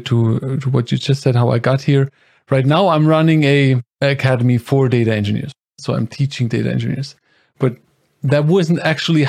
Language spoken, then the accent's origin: English; Germany; I'm from Germany. I live here with my wife and the two kids.